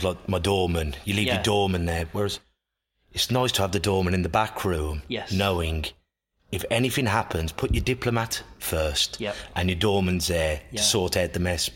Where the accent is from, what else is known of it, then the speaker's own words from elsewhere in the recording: Black Country, West Midlands, United Kingdom; accent: Black Country; That's my accent. Black Country.